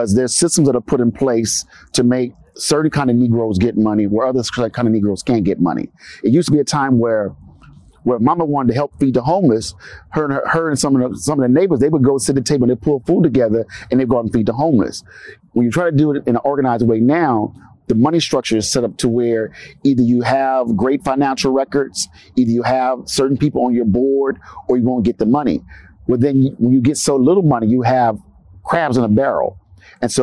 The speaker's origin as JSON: {"language": "English", "town": "Los Angeles", "region": "California", "country": "United States", "tie": "born or raised there", "said": "I'm from Los Angeles, California, from a community known as Watts, associated with South Central"}